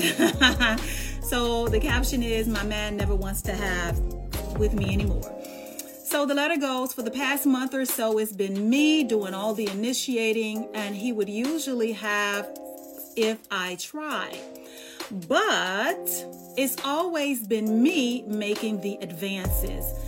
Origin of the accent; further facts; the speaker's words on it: Dallas, Texas, United States; also born or lived in Charlotte; I'm from Dallas